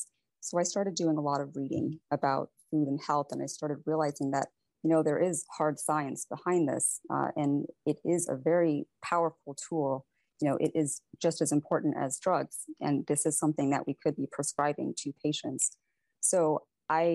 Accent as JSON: {"language": "English", "town": "Valparaiso", "region": "Indiana", "country": "United States", "tie": "born or raised there", "also_born_or_lived": "Varanasi, India", "said": "I actually grew up in Valparaiso, Indiana, and it's a small town"}